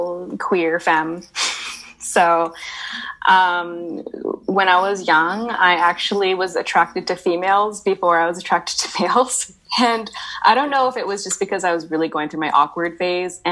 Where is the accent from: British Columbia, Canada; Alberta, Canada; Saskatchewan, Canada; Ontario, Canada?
British Columbia, Canada; Vancouver; also born or lived in Montreal; I was born and raised in Vancouver